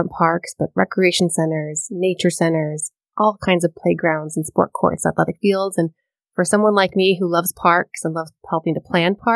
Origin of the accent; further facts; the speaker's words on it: Miami, Florida, United States; So I hail from Miami, Florida.